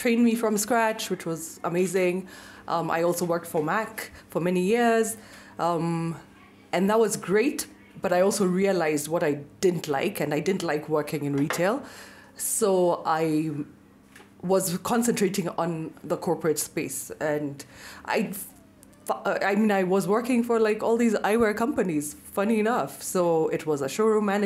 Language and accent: English; Nairobi, Kenya; also born or lived in Nakuru, Kenya / Washington DC, United States; I was born in Nakuru, lived there for literally less than a year, moved to Nairobi. My dad was in the army, and so raised in Nairobi